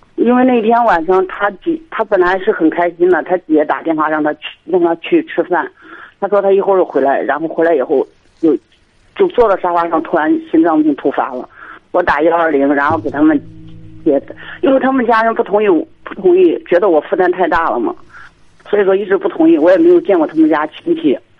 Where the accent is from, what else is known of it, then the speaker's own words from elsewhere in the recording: Henan, China; 我是河南这边的